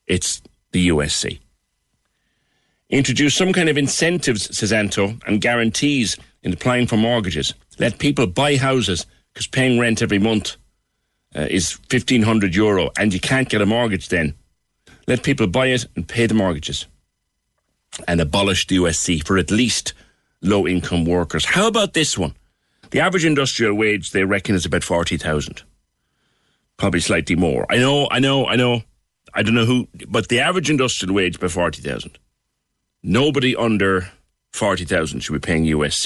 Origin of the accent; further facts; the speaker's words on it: Cork, Munster, Ireland; I grew up in Ballinlock as well